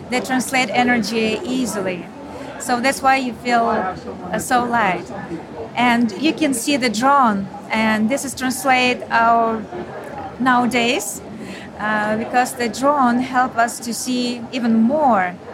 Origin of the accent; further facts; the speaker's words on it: Ukraine; moved away as an adult; now in Austin, United States; because I'm from Ukraine.